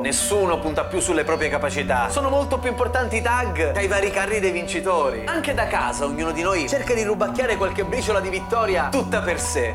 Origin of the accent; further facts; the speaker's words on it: Isola delle Femmine, Sicily, Italy; nel mio paesino, Isola delle Femmine